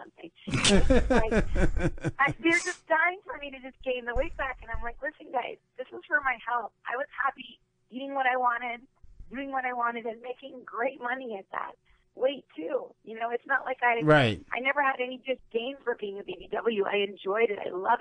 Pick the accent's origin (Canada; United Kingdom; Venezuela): Canada; also born or lived in Las Vegas; born and raised in Canada